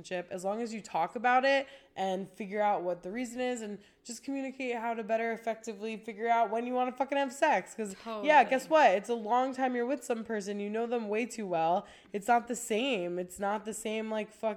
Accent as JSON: {"language": "English", "region": "New York", "country": "United States", "moved": "as an adult", "said": "I'm a New Yorker"}